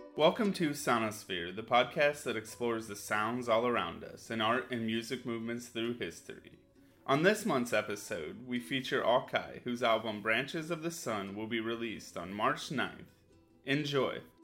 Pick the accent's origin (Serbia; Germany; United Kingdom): Germany; Berlin; English is a second language; moved away as an adult; also born or lived in Mexico; now in Colorado, United States; I'm a, a musician and composer from originally from Germany, from Berlin, and now in Colorado living. I started playing music when I was like about 14 years old, more seriously. This was in a time where the I, I grew up in East Germany